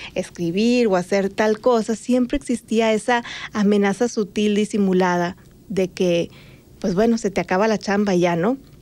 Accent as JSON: {"language": "Spanish", "town": "Magdalena de Kino", "region": "Sonora", "country": "Mexico", "tie": "born or raised there", "also_born_or_lived": "Los Angeles, United States", "moved": "as an adult", "lives_now": "Phoenix, United States", "said": "como soy de Magdalena, hasta una hora de Nogales y Nogales es frontera, mi vida siempre fue muy fronteriza"}